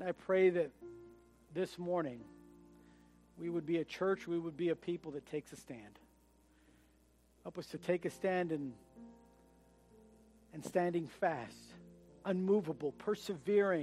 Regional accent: United States; as an American

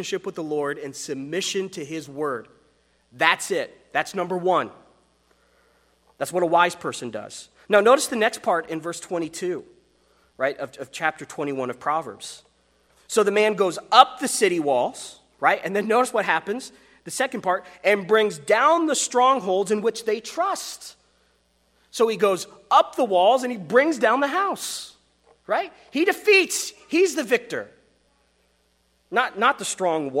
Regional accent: Wyoming, United States; I come from Wyoming

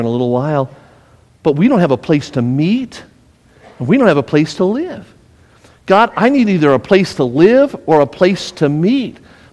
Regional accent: Las Vegas, Nevada, United States; moved away as an adult; I was born and raised in Las Vegas

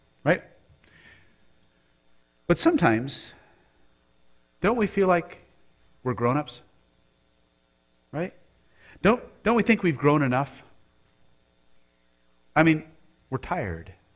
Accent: Colorado Springs, Colorado, United States; moved away; I grew up in Colorado Springs.

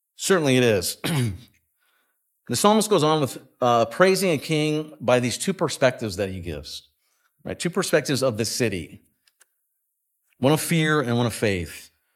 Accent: West Coast, United States; moved away; I grew up on the West Coast

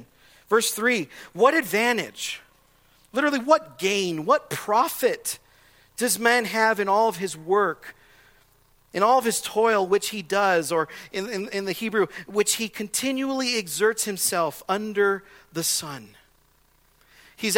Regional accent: Southern California, United States; I grew up in Southern California in a normal neighborhood

